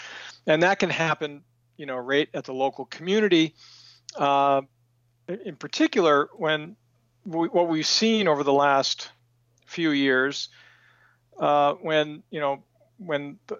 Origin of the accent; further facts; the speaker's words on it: Aroostook County, Maine, United States; spent my life in Maine. I'm originally from Roostook County, and I spent all of my career working primarily on rural community and economic development issues.